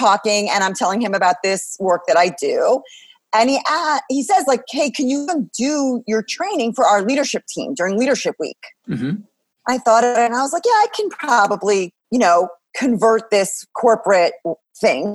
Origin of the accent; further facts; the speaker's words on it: Long Island, New York, United States; I grew up on Long Island.